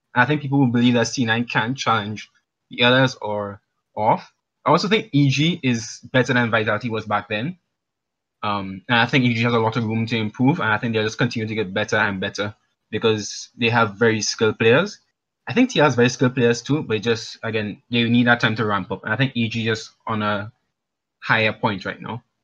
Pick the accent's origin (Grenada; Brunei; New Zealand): Grenada; also born or lived in Trinidad; now in Trinidad and Tobago; I'm calling from Grenada. Well, actually Trinidad, currently